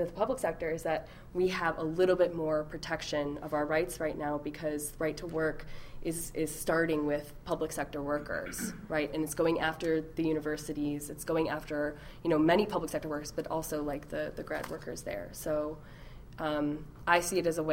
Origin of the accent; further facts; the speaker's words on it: Midwest, United States; now in New York, United States; I am from the Midwest